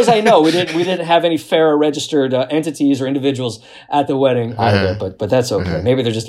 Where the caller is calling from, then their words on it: New York, United States; also born or lived in the South; usually based in New York, I'm calling from the South.